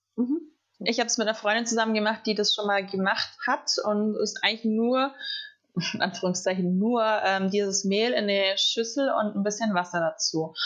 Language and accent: German; Southern Germany, Germany; also born or lived in Colombia; ich komme aus dem Süden von Deutschland